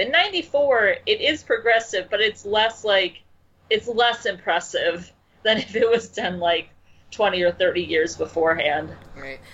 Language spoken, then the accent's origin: English; Chicago, Illinois, United States; also born or lived in the Midwest; I'm from Chicago. I'm also. I should point out that I live in Chicago now